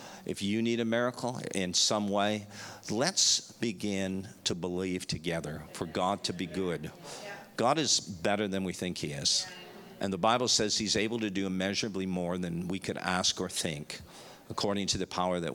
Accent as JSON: {"language": "English", "country": "Canada", "also_born_or_lived": "Dallas, Texas / Chicago / Florida", "moved": "as an adult", "lives_now": "Melbourne, Australia", "said": "We're from Canada"}